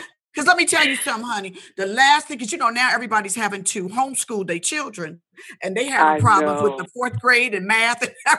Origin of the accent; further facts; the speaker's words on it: Indianapolis, Indiana, United States; moved away; growing up in Indianapolis, Indiana